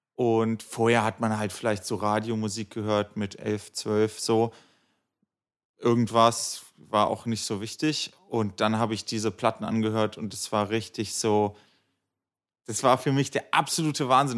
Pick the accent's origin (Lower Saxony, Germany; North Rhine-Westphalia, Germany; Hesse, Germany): Lower Saxony, Germany; Göttingen; moved away as an adult; now in Berlin, Germany; alles Göttinger gewesen und dann nach dem Abi alle geschlossen nach Berlin gezogen.